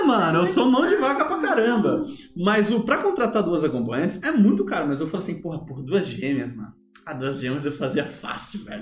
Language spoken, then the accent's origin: Portuguese; Brazil; also born or lived in United States